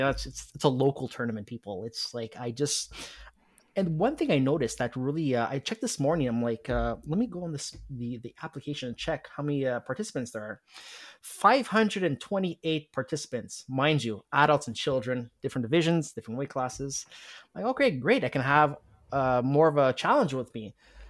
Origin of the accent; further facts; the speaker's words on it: Montreal, Quebec, Canada; because I'm from Montreal